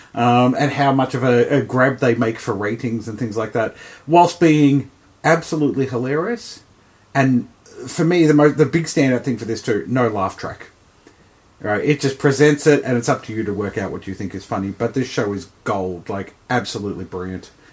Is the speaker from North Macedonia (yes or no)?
no; Australia